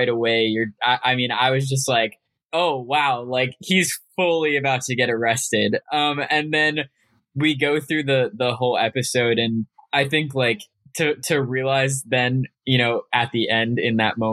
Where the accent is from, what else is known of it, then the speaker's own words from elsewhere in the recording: Arizona, United States; I mentioned I am from Arizona, grew up in Arizona.